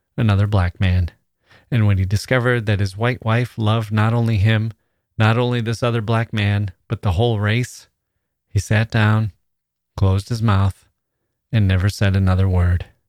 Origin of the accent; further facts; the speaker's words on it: Wisconsin, United States; moved away; also born or lived in Taiwan; my own little triangle in Wisconsin